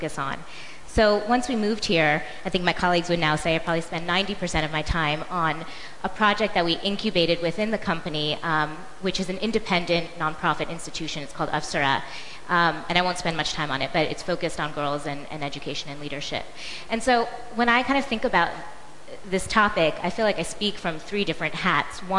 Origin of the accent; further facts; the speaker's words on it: United States; I'm an American, I grew up in America